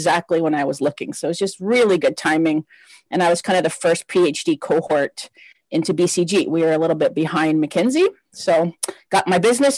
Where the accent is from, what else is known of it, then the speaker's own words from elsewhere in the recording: Windsor, Ontario, Canada; moved away as an adult; also born or lived in Lebanon / Australia / Netherlands; now in Toronto, Canada; So, I grew up in Windsor, Ontario, right across from Detroit.